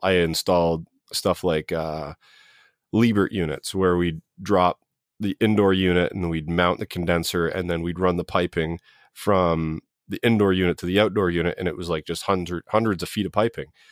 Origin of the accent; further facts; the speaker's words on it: southern Ontario, Canada; I've lived here all my life except for two years.